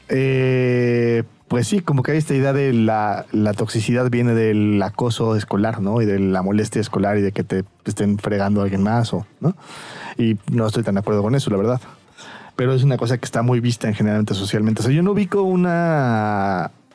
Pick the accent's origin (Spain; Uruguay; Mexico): Mexico; siendo yo eh, mexicano